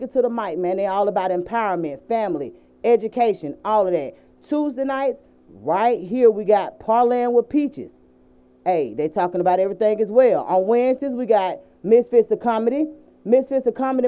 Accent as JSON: {"language": "English", "town": "Atlanta", "region": "Georgia", "country": "United States", "said": "when you from Atlanta, it's so weird how we do things"}